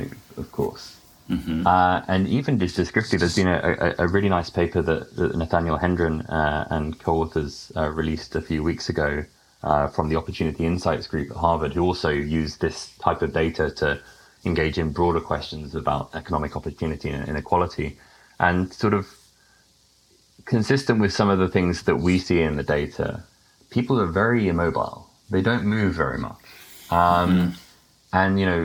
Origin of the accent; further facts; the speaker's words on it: United Kingdom; accent: British; moved away; my accent as being British.